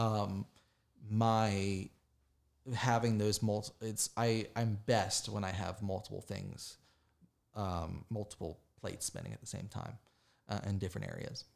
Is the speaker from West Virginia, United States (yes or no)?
yes; West Virginia, United States; moved away as an adult; now in Charlotte, United States; I grew up in the west, the side of West Virginia, uh, beside Pittsburgh